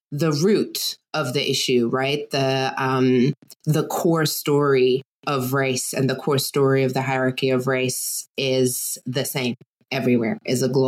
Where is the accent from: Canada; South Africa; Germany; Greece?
Germany; and I grew up in Germany. I spent most of my time there. My dad was US military.